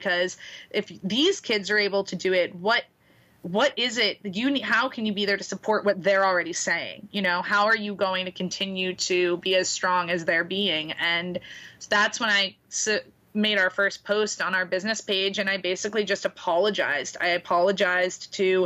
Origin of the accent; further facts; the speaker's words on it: Boston, Massachusetts, United States; moved away as an adult; also born or lived in New York City; now in Florida, United States; I'm from Boston, and I lived in New York City before I moved down here.